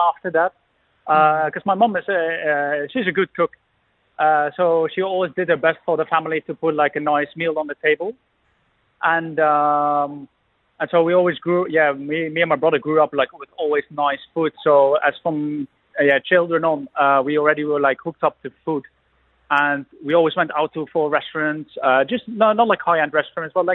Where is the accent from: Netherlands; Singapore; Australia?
Netherlands; hometown with Kasteel Engelenburg, Gelderland; a massive castle in my hometown